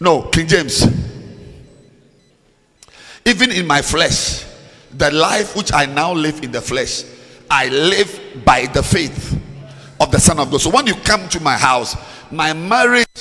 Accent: Ghana; I'm a Ghanaian

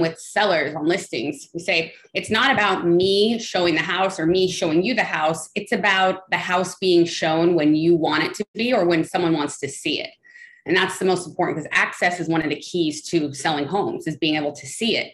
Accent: Los Angeles, California, United States; I am born and raised in Los Angeles

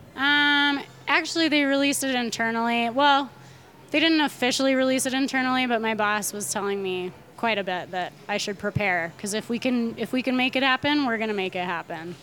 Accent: Nederland, Colorado, United States; My hometown is Nederland, Colorado

